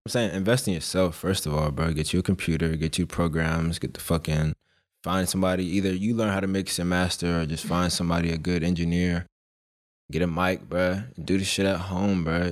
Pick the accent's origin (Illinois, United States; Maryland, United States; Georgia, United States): Georgia, United States; Monroe; also born or lived in Philadelphia; I'm basically raised in, like, Monroe